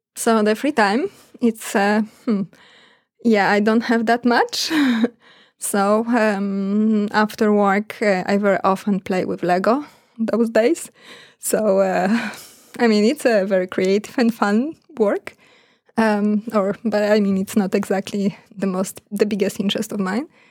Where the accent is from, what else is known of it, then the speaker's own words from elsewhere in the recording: Poland; moved away as an adult; also born or lived in Bergen, Norway / Australia; now in Norway; I'm from Poland